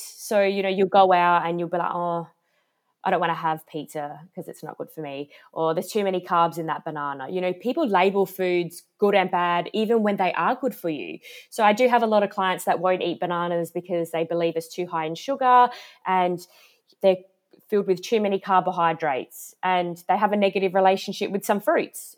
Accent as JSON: {"language": "English", "town": "Adelaide", "region": "South Australia", "country": "Australia", "said": "I'm from Adelaide"}